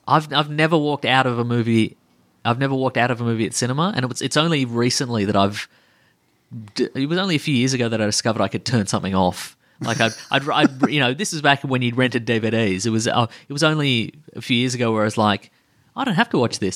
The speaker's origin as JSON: {"language": "English", "country": "Australia", "said": "we're from Australia"}